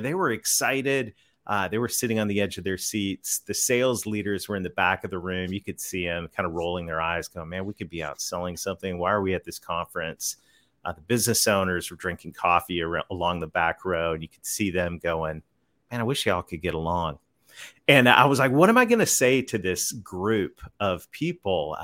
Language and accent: English; Canada; moved away as an adult; now in Conway, United States; I'm a Canadian kid that married a Southern girl, so I live right on the south edge of the Ozark Mountains in the great state of Arkansas